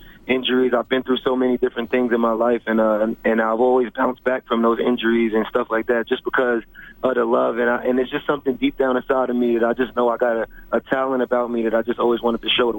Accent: New York City, New York, United States; I grew up in Staten Island, New York.

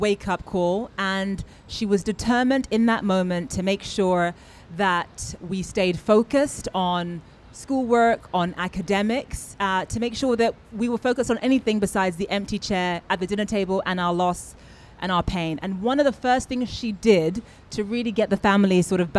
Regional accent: Nigeria; because I'm Nigerian

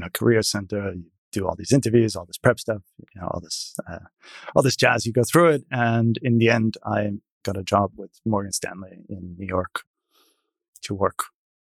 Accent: small town east of Munich, Bavaria, Germany; now in United States; I was born in a small town to the east of Munich in what then was West Germany

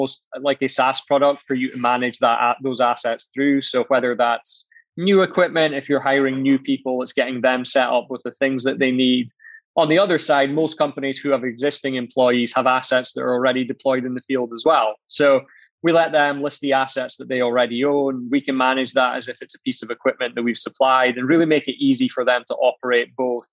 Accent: Aberdeen, Scotland, United Kingdom; I'm from Aberdeen, and which is a fairly small city in Scotland in the UK.

